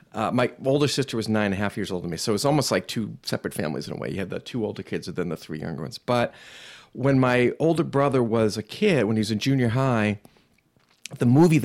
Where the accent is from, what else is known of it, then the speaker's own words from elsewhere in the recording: Newton, Massachusetts, United States; And I grew up in Newton, Mass